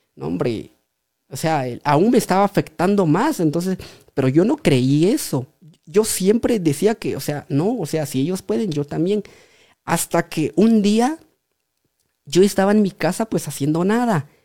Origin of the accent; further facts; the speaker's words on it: Pachaj, Guatemala; originario de la aldea de eh, Pachaj. ahí fue donde nací, pues ahí estoy